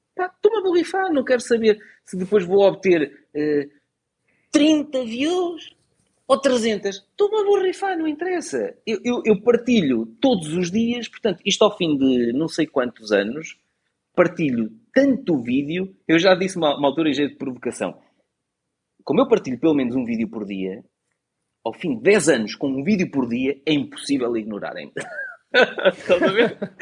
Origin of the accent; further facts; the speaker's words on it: Portugal; nasci em Portugal e vou ficar aqui pelo meu país